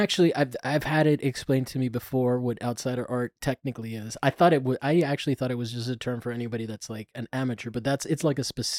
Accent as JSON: {"language": "English", "region": "Florida", "country": "United States", "said": "I'm from Florida"}